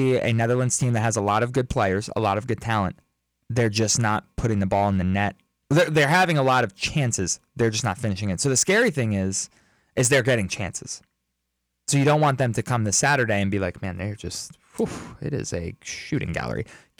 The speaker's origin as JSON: {"language": "English", "country": "United States", "said": "as an American, as a patriot"}